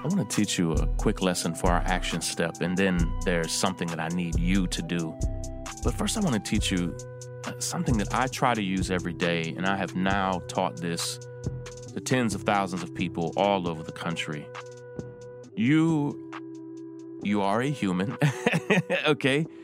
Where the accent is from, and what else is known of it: Versailles, Kentucky, United States; born or raised there